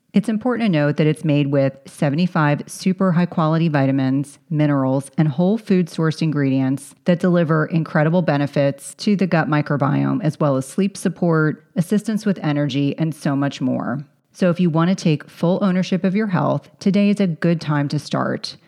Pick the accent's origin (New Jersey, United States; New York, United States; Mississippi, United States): New Jersey, United States; central; if anyone's familiar with central New Jersey, I grew up at the, at the shore